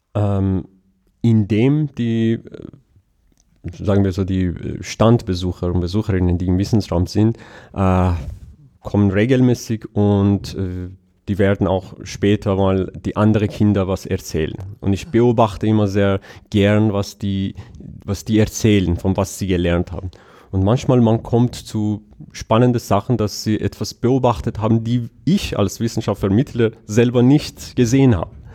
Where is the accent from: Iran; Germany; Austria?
Iran; German is a second language; moved away; ich bin in Iran aufgewachsen